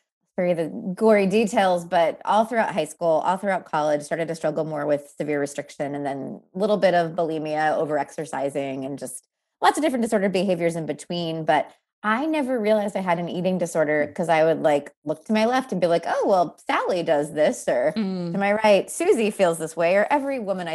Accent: Texas, United States; also born or lived in Pennsylvania; I moved from Pennsylvania to Texas against my will at the age of 8

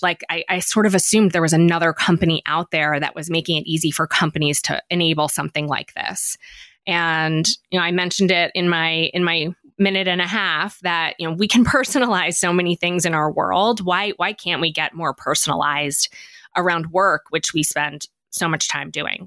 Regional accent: Philadelphia, Pennsylvania, United States; I'm from Philadelphia

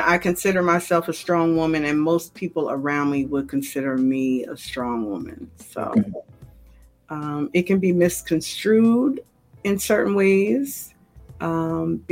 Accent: New York, United States; I'm a New Yorker

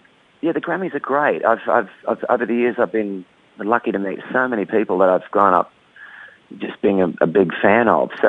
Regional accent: Brisbane, Queensland, Australia; I grew up in Brisbane

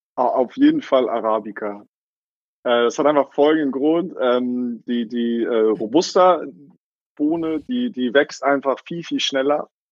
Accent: Eckernförde, Schleswig-Holstein, Germany; Ich bin selber ähm, in Eckernförde geboren und aufgewachsen, hier auch zur Schule gegangen

